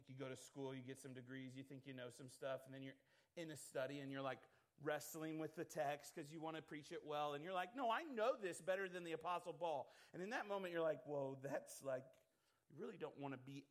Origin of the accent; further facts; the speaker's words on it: United States; being an American